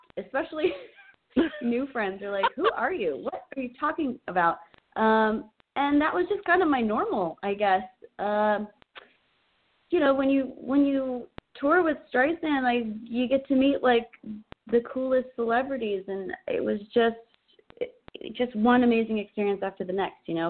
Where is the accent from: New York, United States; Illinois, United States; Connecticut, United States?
Illinois, United States; Chicago; now in Los Angeles, United States; I'm originally from Chicago, and that's where I got my start in professional theater